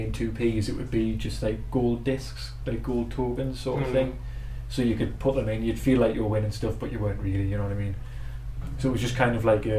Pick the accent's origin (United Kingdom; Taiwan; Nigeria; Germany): United Kingdom; Newcastle upon Tyne, North East England; where we are from Newcastle